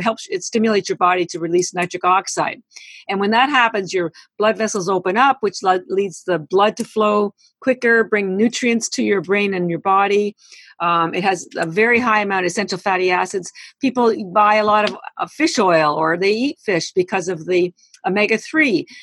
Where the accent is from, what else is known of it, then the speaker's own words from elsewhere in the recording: Canada; now in United States; I am Canadian